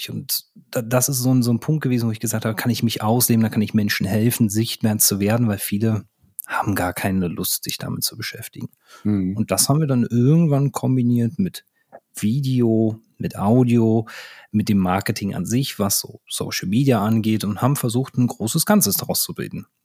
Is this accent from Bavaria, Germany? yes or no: no; Berlin, Germany; für die, die das jetzt an der Stelle nicht wissen, ich komme aus Berlin. Wir haben drei Flughäfen, also einen funktionierenden.